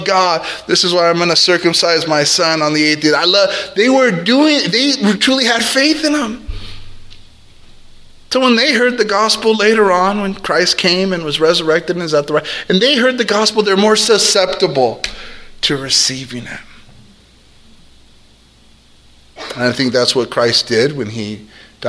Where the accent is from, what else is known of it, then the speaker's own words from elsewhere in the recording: South El Monte, California, United States; I grew up in South El Monte